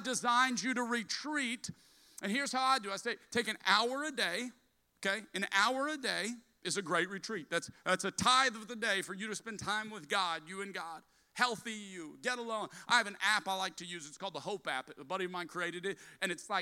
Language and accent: English; South Louisiana, United States; I'm a Cajun from South Louisiana